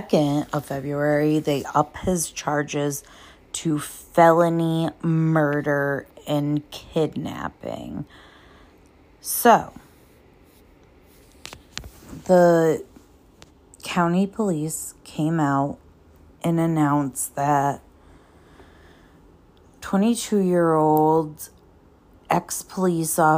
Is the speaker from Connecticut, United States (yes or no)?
yes; Cheshire, Connecticut, United States; I am from Cheshire, Connecticut, grew up right near the Pettits